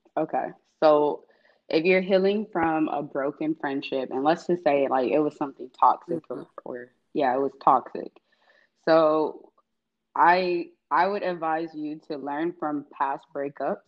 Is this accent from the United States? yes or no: yes; Atlanta, Georgia, United States; I was born and raised in East Atlanta